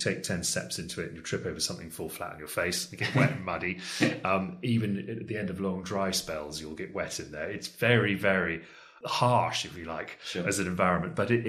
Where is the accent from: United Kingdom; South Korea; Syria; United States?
United Kingdom; Richmond, London; Well, I was born in London, actually, and I spent the first few years of my life in Richmond.